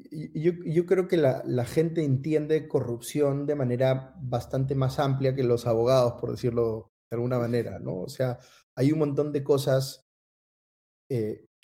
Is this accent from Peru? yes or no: yes; Peru; así somos los peruanos, ¿no? Así en el Perú este, tenemos gobiernos que tienen niveles de aprobación muy bajos